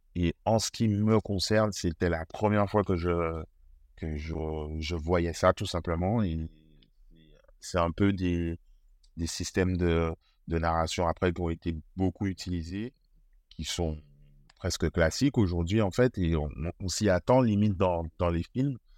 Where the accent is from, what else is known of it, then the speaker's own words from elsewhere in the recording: Guadeloupe; j'ai grandi en Guadeloupe, je vis toujours en Guadeloupe.